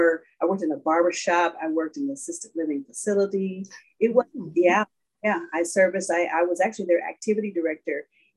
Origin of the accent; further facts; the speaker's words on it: Denver, Colorado, United States; moved away as an adult; also born or lived in Atlanta, Georgia; now in Texas, United States; I call Denver my home. I spent 24 years there